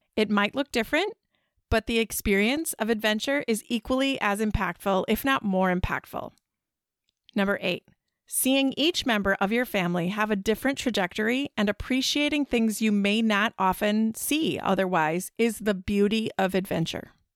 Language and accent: English; Midwest, United States; we're both from the Midwest